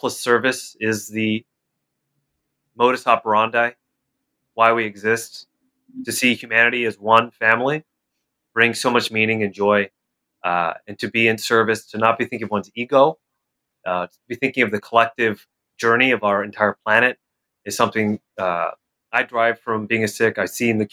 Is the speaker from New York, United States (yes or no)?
no; Bay Area, California, United States; I'm from the Bay Area